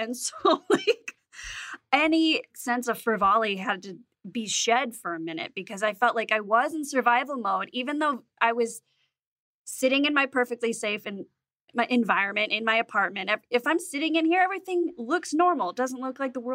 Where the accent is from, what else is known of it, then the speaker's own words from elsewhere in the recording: Las Vegas, Nevada, United States; I'm from Vegas